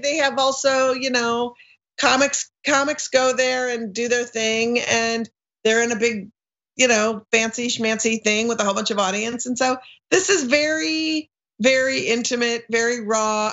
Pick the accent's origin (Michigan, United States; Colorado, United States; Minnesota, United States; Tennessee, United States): Minnesota, United States; Minneapolis; now in Brooklyn, United States; I grew up in Minneapolis and I live in Brooklyn, both